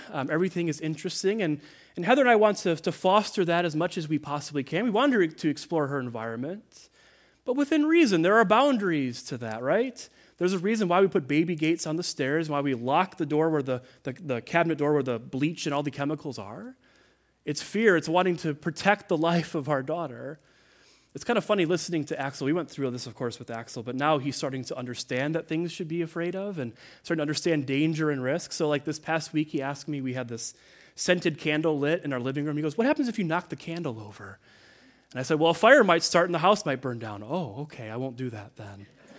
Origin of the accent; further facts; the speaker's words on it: Midwest, United States; You know, I grew up in the Midwest, and severe weather would roll in, and I remember I had these distinct memories of the sirens going off and having to hide in the basement